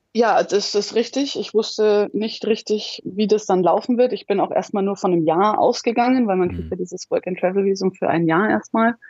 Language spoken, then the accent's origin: German; Munich, Bavaria, Germany; moved away; also born or lived in Australia; Ich bin in München geboren, die Alpen vor der Tür